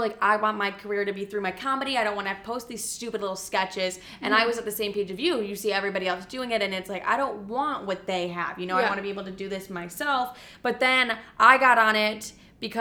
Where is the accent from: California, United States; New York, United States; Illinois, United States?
Illinois, United States; La Grange Park; moved away; LaGrange Park, Illinois